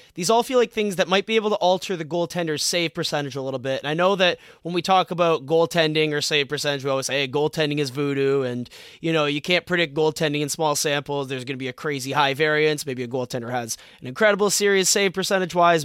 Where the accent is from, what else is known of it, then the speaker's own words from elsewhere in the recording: Toronto, Ontario, Canada; we're both from Toronto